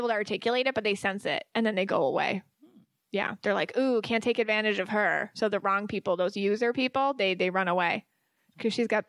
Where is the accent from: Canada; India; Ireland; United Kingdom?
Ireland; Irish people, because I am Irish, so I get this.